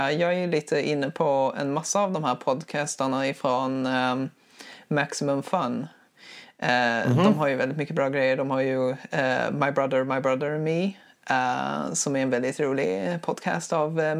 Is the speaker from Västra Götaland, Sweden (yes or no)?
no; Skåne, Sweden; accent: Scanian; Förlåt, det är min, det är min, det är min skånska